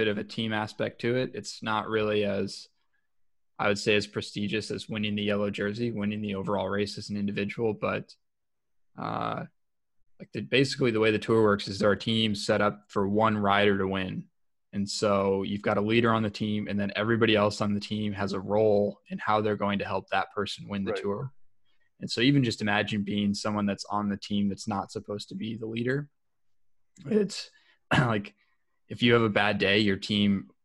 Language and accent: English; Ohio, United States; we're both from Ohio